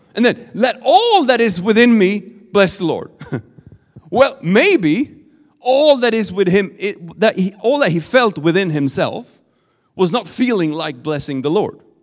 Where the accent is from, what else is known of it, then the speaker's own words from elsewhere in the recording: Sweden; accent: Swedish; English is a second language; my Swedish accent